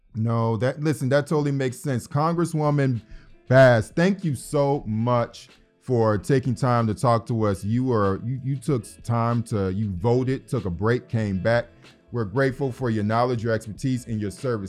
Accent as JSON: {"language": "English", "town": "Detroit", "region": "Michigan", "country": "United States", "tie": "born or raised there", "said": "growing up in Detroit, Michigan"}